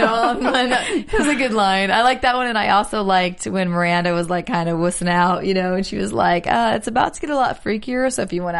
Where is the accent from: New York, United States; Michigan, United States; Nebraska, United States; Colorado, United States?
Nebraska, United States; Omaha; I'm from Omaha, Nebraska.